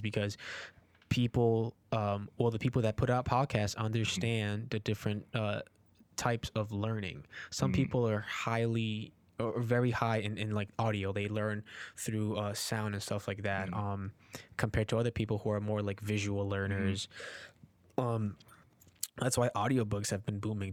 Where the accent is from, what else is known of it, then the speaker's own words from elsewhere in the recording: Newark, New Jersey, United States; also born or lived in Peru; I was born in Peru and I came here when I was four, and I grew up in Newark, New Jersey